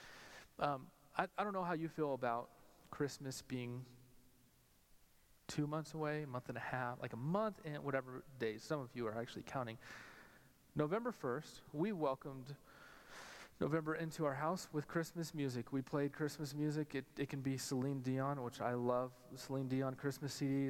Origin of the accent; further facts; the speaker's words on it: Albuquerque, New Mexico, United States; growing up in Albuquerque, New Mexico